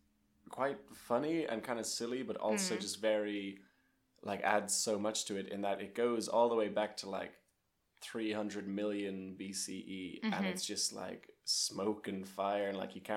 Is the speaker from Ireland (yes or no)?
yes; Ireland; the house I grew up in Port Leash, we were the first family to live in that house